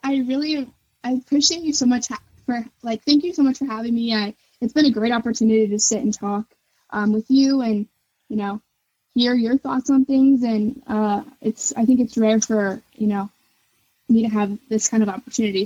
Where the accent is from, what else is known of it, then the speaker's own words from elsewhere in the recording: Northern Kentucky, United States; growing up in Northern Kentucky